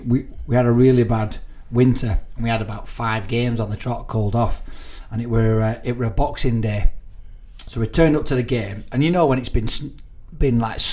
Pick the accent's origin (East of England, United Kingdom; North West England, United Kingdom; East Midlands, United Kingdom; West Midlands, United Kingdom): North West England, United Kingdom; Burnley; I'm from Burnley.